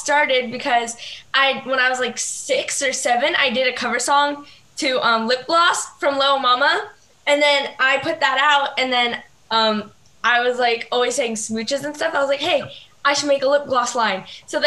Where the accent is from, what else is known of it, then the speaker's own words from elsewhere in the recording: Los Angeles, California, United States; I'm from Los Angeles